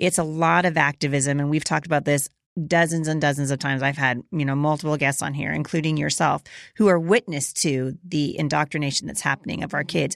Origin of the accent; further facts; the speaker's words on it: Oregon, United States; I grew up in Oregon. I went, I graduated from Portland Christian